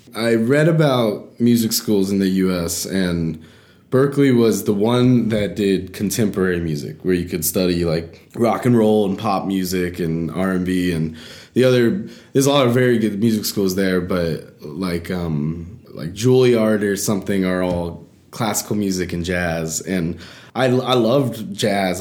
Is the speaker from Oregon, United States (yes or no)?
no; Atlanta, Georgia, United States; moved away as an adult; also born or lived in Boston / Nashville, Tennessee; I grew up in Atlanta, Georgia